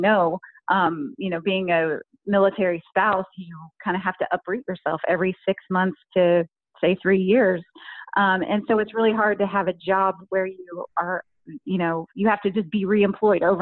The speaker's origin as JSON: {"language": "English", "region": "Kentucky", "country": "United States", "tie": "born or raised there", "moved": "as an adult", "said": "my home state of Kentucky"}